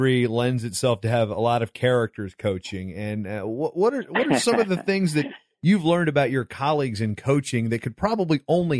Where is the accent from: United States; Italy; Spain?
United States; Virginia; moved away; also born or lived in Pennsylvania; growing up in Virginia, I know that I-81 that time of year can be great or it can be treacherous. So, and then I lived in Pennsylvania